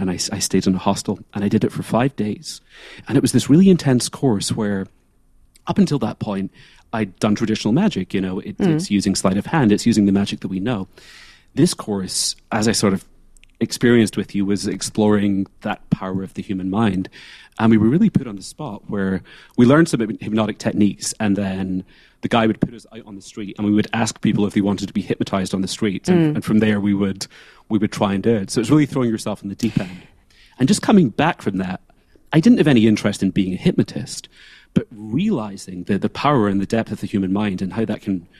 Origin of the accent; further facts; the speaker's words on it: Scotland, United Kingdom; moved away as an adult; now in New York City, United States; So I'm from the lowlands of Scotland. I grew up in the Clyde Valley. And really, that's where I got my start.